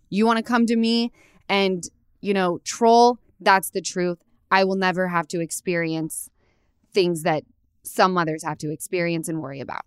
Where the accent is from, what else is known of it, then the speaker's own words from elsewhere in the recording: Utah, United States; I come from Utah